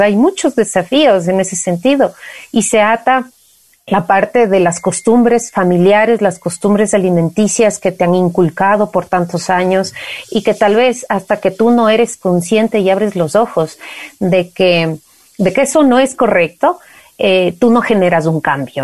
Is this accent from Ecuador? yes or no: yes; Valle de los Chillos, Pichincha, Ecuador; crecí en el Valle de los Chillos